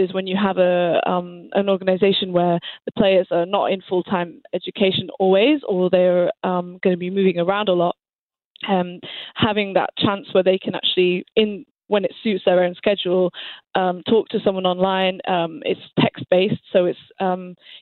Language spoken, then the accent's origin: English; England, United Kingdom; moved away as an adult; now in Montreal, Canada; I actually am technically Canadian, but I grew up in England